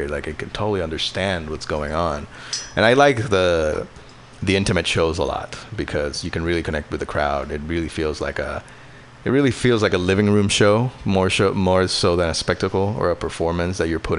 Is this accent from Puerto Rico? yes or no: yes; Puerto Rico; now in Bay Area, United States; I moved to the Bay Area from Puerto Rico in uh, 2014